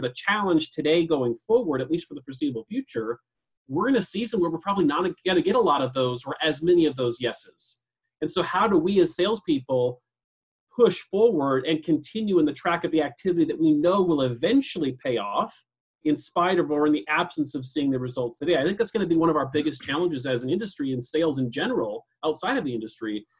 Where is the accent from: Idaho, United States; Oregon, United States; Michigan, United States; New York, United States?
Idaho, United States; Coeur d'Alene; I was born and raised here in Coeur d'Alene